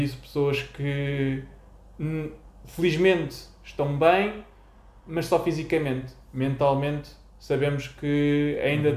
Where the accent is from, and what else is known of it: Portugal